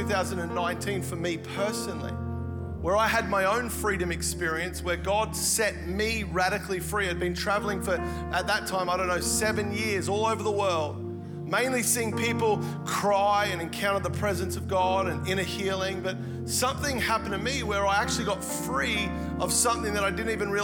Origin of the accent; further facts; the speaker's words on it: Melbourne, Victoria, Australia; moved away as an adult; also born or lived in Gold Coast; I actually grew up here in Melbourne